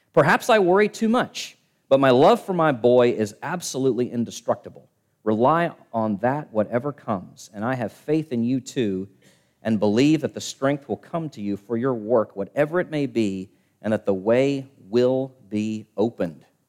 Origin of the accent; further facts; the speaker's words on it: Richmond, Virginia, United States; my hometown, Richmond, Virginia